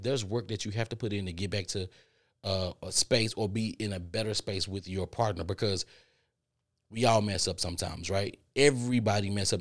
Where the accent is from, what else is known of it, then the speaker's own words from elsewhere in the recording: Texas, United States; I'm from Texas